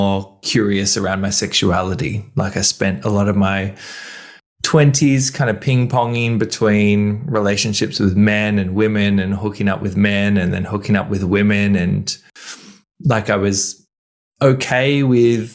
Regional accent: Sydney, New South Wales, Australia; moved away as an adult; also born or lived in Melbourne / Berlin; I grew up in Sydney. In my mid-20s, I moved to Melbourne

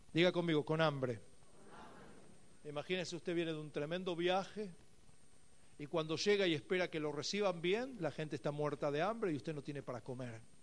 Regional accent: Buenos Aires, Argentina; moved away as an adult; now in Beersheba, Israel; en una ciudad cercana de Buenos Aires, donde yo nací

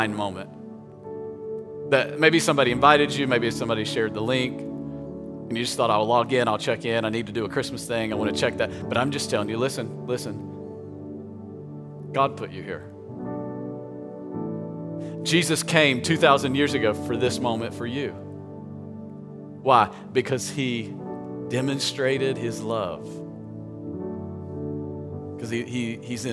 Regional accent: Tennessee, United States; I grew up in Tennessee

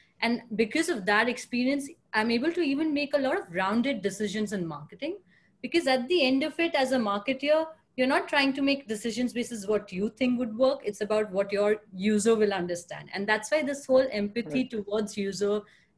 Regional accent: India; moved away as an adult; also born or lived in Pune, India / Mumbai, India / Boston, United States / New York City, United States; now in San Francisco, United States; I am born and raised in India

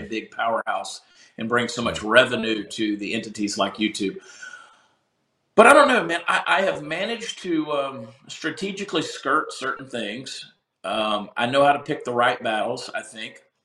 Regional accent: Augusta, Georgia, United States; moved away as an adult; now in Texas, United States; my hometown of Augusta, Georgia

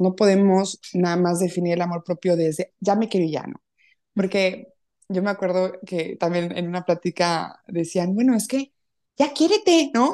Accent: Puebla, Mexico; Yo soy poblana, eh, muy orgullosa de verdad de, ser de Puebla, muy contenta de ser mexicana

